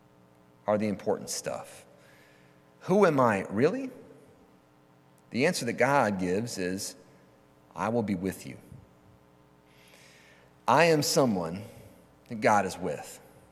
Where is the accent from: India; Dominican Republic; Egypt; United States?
United States; I'm an American, I'm a Christian, I'm a Presbyterian, I'm an Episcopalian.